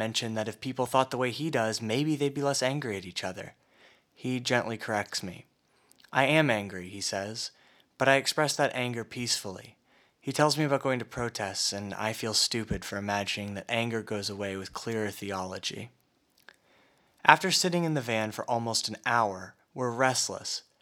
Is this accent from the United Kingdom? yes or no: no; Oklahoma, United States; back home in Oklahoma